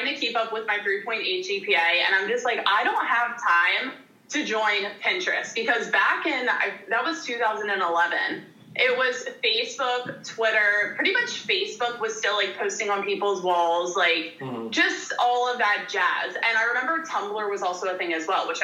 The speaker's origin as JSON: {"language": "English", "area": "outside of Philadelphia", "region": "Pennsylvania", "country": "United States", "tie": "born or raised there", "also_born_or_lived": "Richmond, Virginia / East Carolina", "moved": "as an adult", "said": "I grew up outside of Philadelphia in the sticks"}